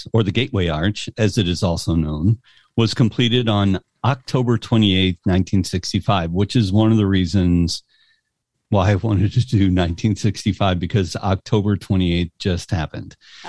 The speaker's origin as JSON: {"language": "English", "region": "Midwest", "country": "United States", "tie": "born or raised there", "said": "growing up in the Midwest"}